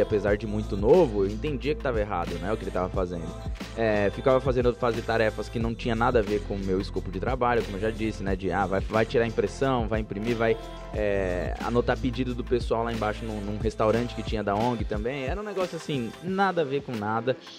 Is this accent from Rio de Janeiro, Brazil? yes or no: no; São Paulo, Brazil; eu vinha da Brasilândia, eu morava na Brasilândia, região, região pobre de São Paulo